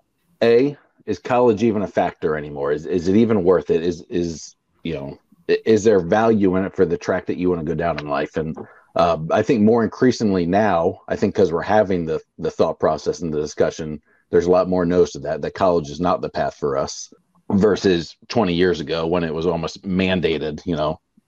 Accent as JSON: {"language": "English", "region": "Florida", "country": "United States", "said": "I'm from Florida. We don't do unions."}